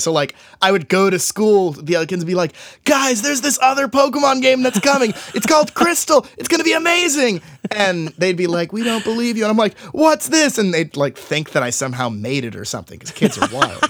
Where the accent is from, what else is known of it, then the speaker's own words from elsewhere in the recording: Tyler, Texas, United States; my hometown, uh, I grew up in Tyler, Texas, East Texas